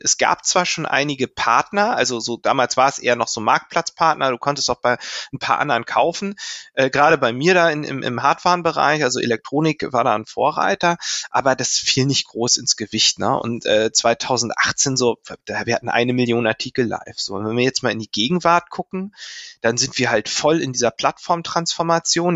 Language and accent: German; Lübeck, Schleswig-Holstein, Germany; ich komme aus Lübeck und ich konnte das in Lübeck studieren